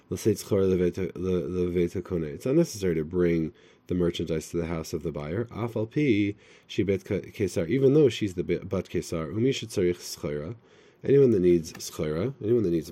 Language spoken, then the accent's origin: English; United States; I'm from America